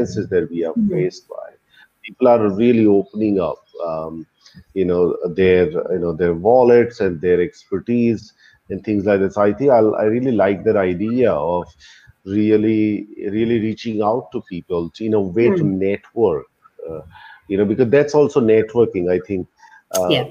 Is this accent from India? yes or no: yes; Ahmedabad, Gujarat, India; moved away; I came to Ahmedabad, which is my hometown